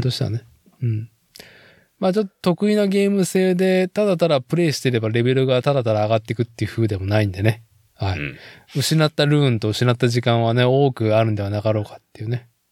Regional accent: Nagoya, Aichi, Japan; now in Chita Peninsula, Japan; 僕、名古屋生まれ、名古屋育ちで、

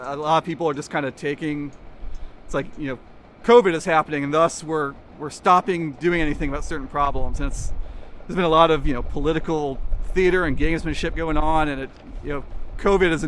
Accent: Kansas, United States; now in Seattle, United States; Growing up in Kansas

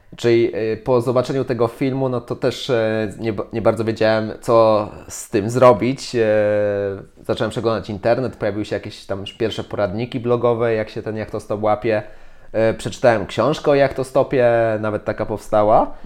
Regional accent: Poland; jestem z Polski

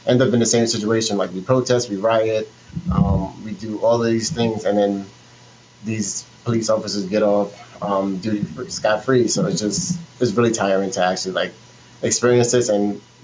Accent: New York City, New York, United States; moved away as an adult; also born or lived in New Orleans; now in South Florida, United States; my hometown, Brooklyn, New York, is where I'm from. So I'm from Brooklyn all day

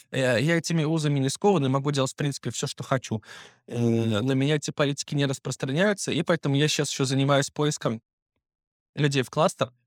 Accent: Belarus; moved away as an adult; now in Moscow, Russia; Плюс я иностранец, я еще так и не получил гражданство, то есть я живу э, как белорус

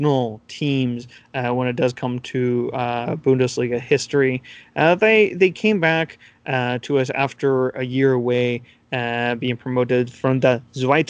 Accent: United States; As an American

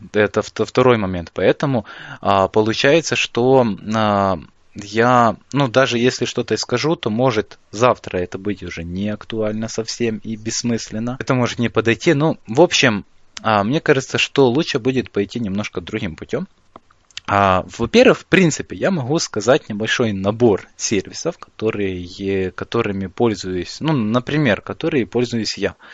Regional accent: Ukraine; я из Украины

